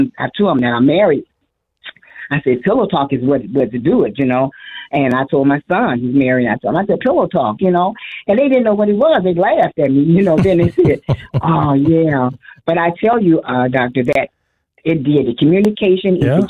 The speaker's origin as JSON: {"language": "English", "region": "Illinois", "country": "United States", "tie": "born or raised there", "moved": "as an adult", "lives_now": "Arizona, United States", "said": "moved to Arizona from Illinois 8 years ago. And even now with this move, which was a drastic move, we both were born in Illinois"}